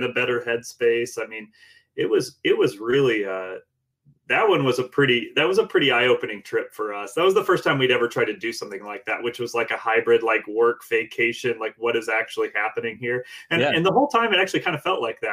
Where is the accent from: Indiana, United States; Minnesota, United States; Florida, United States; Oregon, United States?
Indiana, United States; We're from Indiana